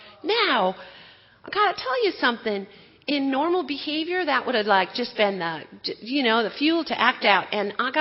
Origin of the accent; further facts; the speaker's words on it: Wisconsin, United States; moved away; I grew up in Wisconsin.